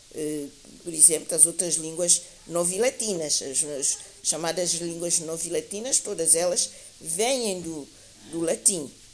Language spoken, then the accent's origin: Portuguese; São Tomé & Príncipe; aqui em São Tomé e Príncipe